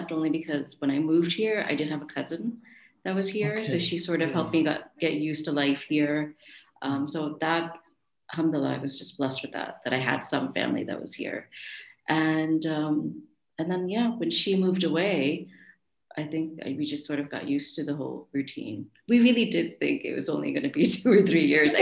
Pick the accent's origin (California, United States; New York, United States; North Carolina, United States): New York, United States; moved away as an adult; now in Doha, Qatar; I was born and raised in New York